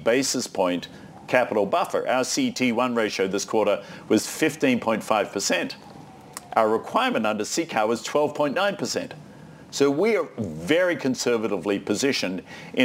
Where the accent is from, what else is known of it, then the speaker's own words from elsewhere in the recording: Australia; moved away; I'm Australian